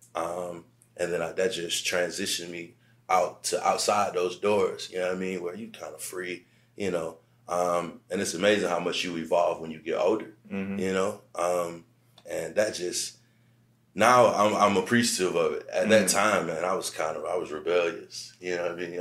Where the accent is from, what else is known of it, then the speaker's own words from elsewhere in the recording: Aiken, South Carolina, United States; moved away; I'm from Aiken, South Carolina